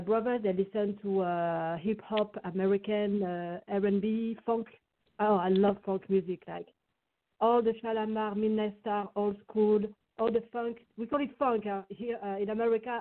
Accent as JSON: {"language": "English", "town": "Saint-Étienne", "region": "Auvergne-Rhône-Alpes", "country": "France", "tie": "born or raised there", "also_born_or_lived": "Paris", "second_language": "English", "moved": "yes", "said": "Saint Etienne is the name of my uh, hometown. My hometown, which is situated in uh, east, uh, like southeast of France, near uh, Lyon"}